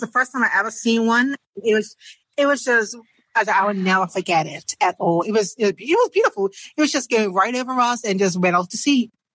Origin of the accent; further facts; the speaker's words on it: Bermuda; from Bermuda